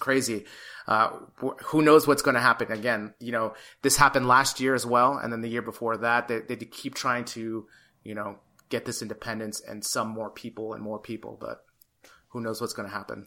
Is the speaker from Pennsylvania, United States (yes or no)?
no; California, United States; now in Madrid, Spain